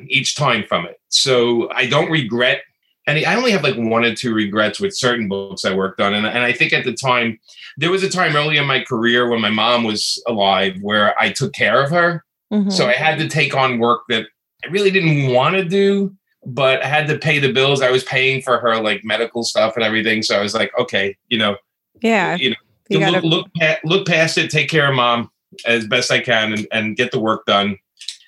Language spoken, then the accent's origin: English; New York City, New York, United States; being a kid from Brooklyn, growing up in Brooklyn